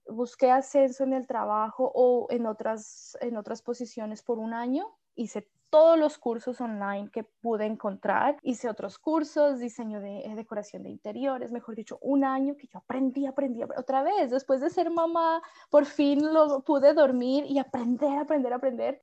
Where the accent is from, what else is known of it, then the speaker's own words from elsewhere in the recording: Colombia; moved away as an adult; now in Melbourne, Australia; en el mismo Colombia, yo también dejé mi, mi pueblo